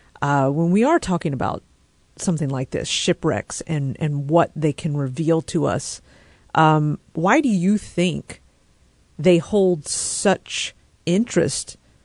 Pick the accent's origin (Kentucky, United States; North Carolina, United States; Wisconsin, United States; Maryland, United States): North Carolina, United States; moved away; And I grew up in North Carolina in the more mountainous regions.